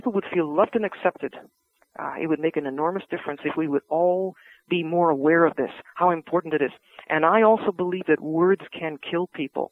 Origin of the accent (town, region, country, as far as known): Vancouver, British Columbia, Canada; born or raised there